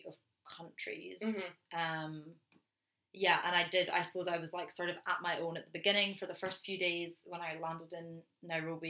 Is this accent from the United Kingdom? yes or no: yes; Scotland, United Kingdom; I'm being from Scotland